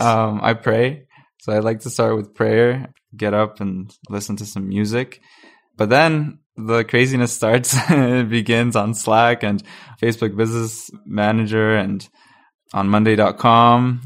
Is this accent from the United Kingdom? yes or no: no; Panama; now in Calgary, Canada; I'm from Panama. I, I'm not from, from Calgary, but my family moved here in twenty eleven